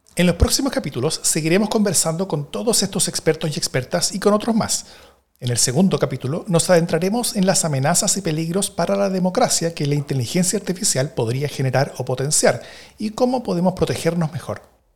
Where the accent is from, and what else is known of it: Chile